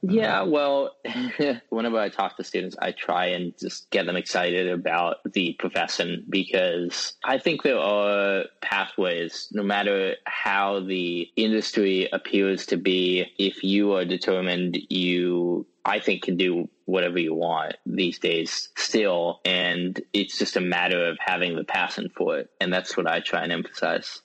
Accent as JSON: {"language": "English", "town": "West Lafayette", "region": "Indiana", "country": "United States", "tie": "born or raised there", "also_born_or_lived": "Worcester, Massachusetts", "said": "When I was one year old, my family moved to West Lafayette, Indiana, and that is where I grew up."}